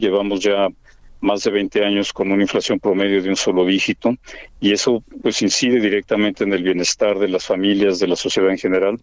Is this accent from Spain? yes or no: no; Mexico; como mexicanos hemos construido